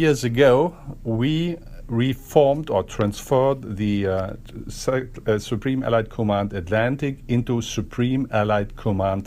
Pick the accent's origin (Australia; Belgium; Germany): Germany; As German, I'm a little bit, I'm from Germany